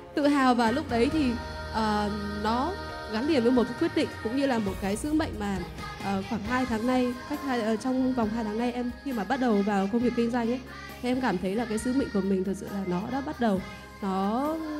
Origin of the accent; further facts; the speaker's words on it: Bac Ninh, Vietnam; em đến từ Bắc Ninh ạ